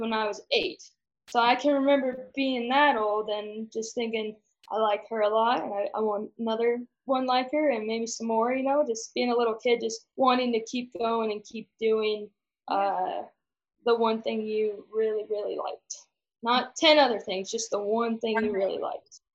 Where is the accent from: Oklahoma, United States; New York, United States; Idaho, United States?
Idaho, United States; Caldwell; moved away as an adult; now in Montana, United States; I'm originally from Caldwell, Idaho, and grew up in a junior Hereford program.